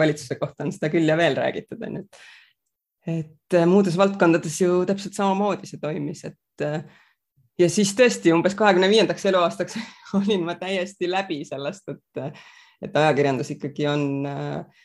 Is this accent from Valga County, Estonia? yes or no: no; Rapla, Rapla County, Estonia; also born or lived in Hagudi, Estonia / Palo Alto, United States / Singapore / London, United Kingdom; meil oli, oli selles mõttes väga tore seal Raplas kasvada. ja tegelikult ma kolisin ära Raplast juba üheteistaastaselt